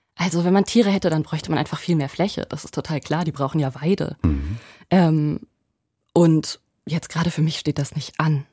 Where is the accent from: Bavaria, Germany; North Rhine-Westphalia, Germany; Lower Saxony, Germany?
Lower Saxony, Germany; Ich bin ja auf dem Land groß geworden, ungefähr 50 Kilometer nördlich von da, wo ich jetzt bin